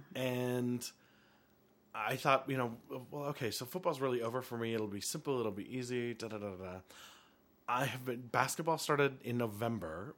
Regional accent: Helena, Montana, United States; I grew up in Helena

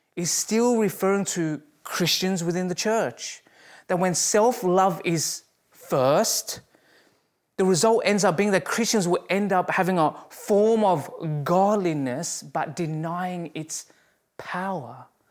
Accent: Australia; moved away as an adult; now in Canada; as an Australian

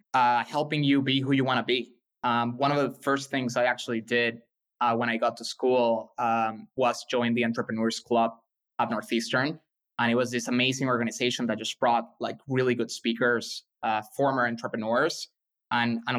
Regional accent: Caracas, Capital District, Venezuela; English is a second language; moved away as an adult; also born or lived in Boston; now in Los Angeles, United States; I was born in Caracas, like you said, and I stayed there until I was 17 years old.

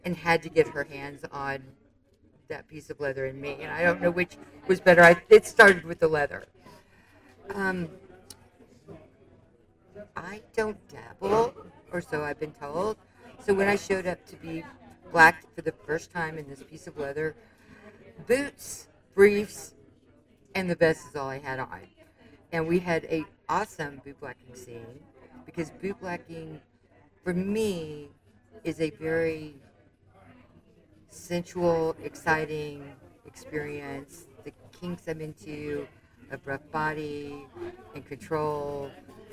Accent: Dallas, Texas, United States; I'm from Dallas

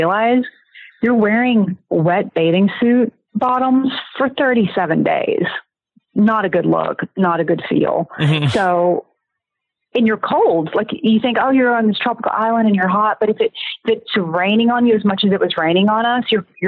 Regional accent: the South, United States; I'm from the South

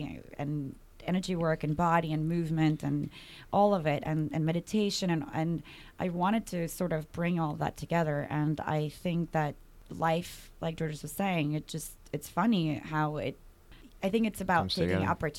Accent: New York, United States; As a New Yorker, you want everything in one package.

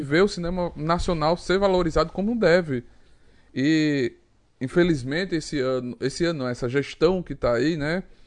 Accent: Northeast Region, Brazil; sou nordestino.

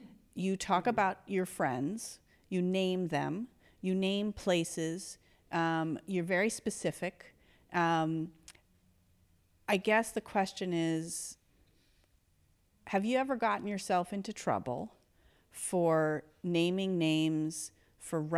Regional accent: New York City, New York, United States; I grew up in Patchen Place

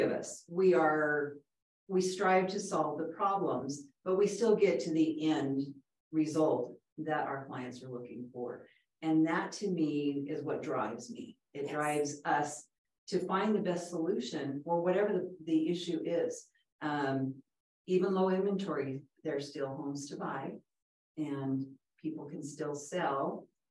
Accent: Southern California, United States; I grew up in Southern California, and my father was a real estate broker in Southern California for years

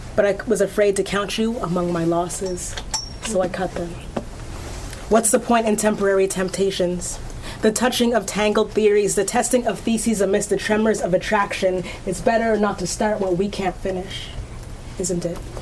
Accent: Antigonish, Nova Scotia, Canada; My hometown is actually Antigonish, Nova Scotia.

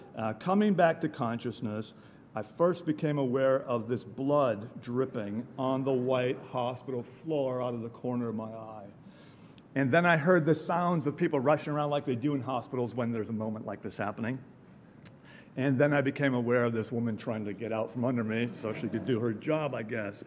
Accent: Wisconsin, United States; I grew up in Wisconsin. We have pretty distinct winters.

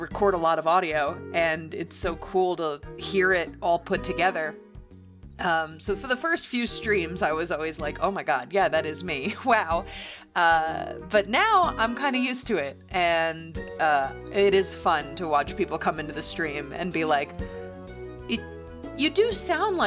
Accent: New York, United States; when I was growing up in New York

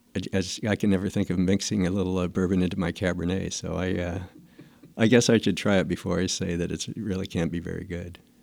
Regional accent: Fresno, California, United States; also born or lived in Clovis, California; I grew up in the Fresno area, and actually, in high school, we lived in Clovis

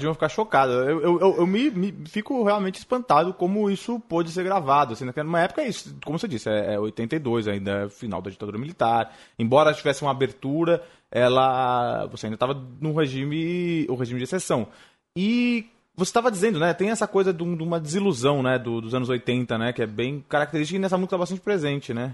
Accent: São Paulo, Brazil; lá na zona leste, de onde eu venho

